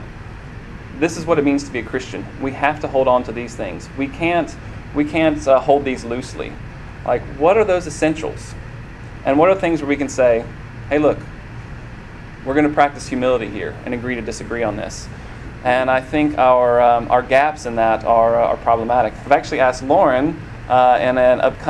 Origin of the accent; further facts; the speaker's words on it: Columbia, Tennessee, United States; I grew up in Columbia, Tennessee